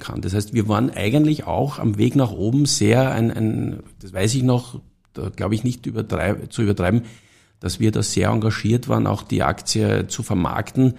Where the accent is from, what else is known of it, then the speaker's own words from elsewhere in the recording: Stockerau, Lower Austria, Austria; ich komme aus Stockerau